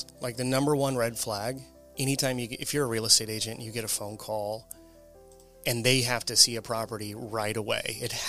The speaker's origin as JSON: {"language": "English", "town": "St. Louis", "region": "Missouri", "country": "United States", "tie": "born or raised there", "moved": "yes", "lives_now": "Tulsa, United States", "said": "my hometown of St. Louis, which I still love mm-hmm. and visit frequently."}